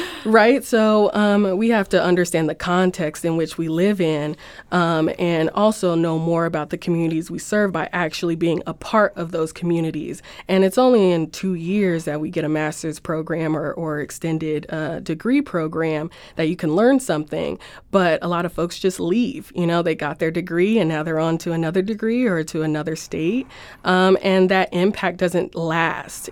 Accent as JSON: {"language": "English", "town": "Los Angeles", "region": "California", "country": "United States", "moved": "as an adult", "lives_now": "St. Louis, United States", "said": "I'm from Los Angeles and moved here for the school"}